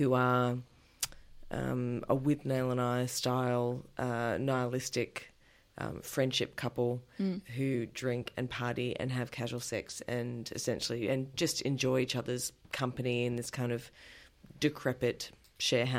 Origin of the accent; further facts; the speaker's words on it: Adelaide, South Australia, Australia; what is also my hometown